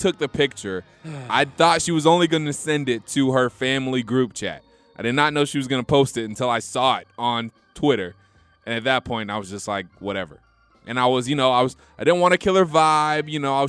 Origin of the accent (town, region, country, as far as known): Georgia, United States